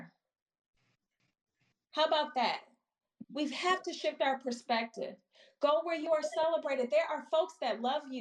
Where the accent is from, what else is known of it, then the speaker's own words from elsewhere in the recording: Milwaukee, Wisconsin, United States; moved away as an adult; also born or lived in Chicago; I'm born and raised in Milwaukee, Wisconsin, originally, and moved to Chicago for college